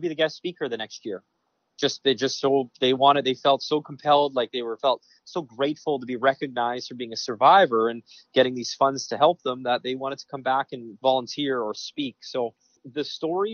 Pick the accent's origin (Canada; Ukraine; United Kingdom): Canada; Western Canada; moved away; I grew up in Western Canada, CFL football, hockey